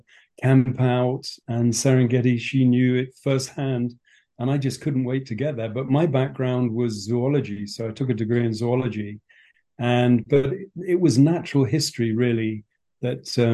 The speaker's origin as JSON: {"language": "English", "area": "Berkshire", "region": "South East England", "country": "United Kingdom", "tie": "born or raised there", "moved": "as an adult", "lives_now": "Kenya", "said": "I was born and brought up in England on a farm in Berkshire."}